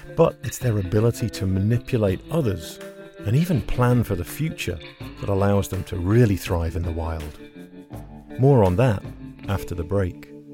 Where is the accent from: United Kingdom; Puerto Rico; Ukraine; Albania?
United Kingdom; England; moved away as an adult; now in Seattle, United States; Growing up in England